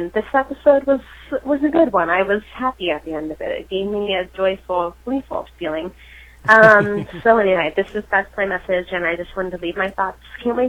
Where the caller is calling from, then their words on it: Poughkeepsie, New York, United States; I'm calling from Poughkeepsie, New York